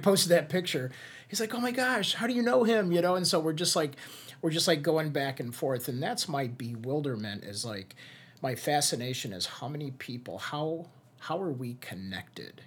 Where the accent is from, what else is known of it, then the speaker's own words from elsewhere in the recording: Hammond, Indiana, United States; moved away; also born or lived in Chicago; When I moved back to Northwest Indiana, I was originally from Highland, or Hammond.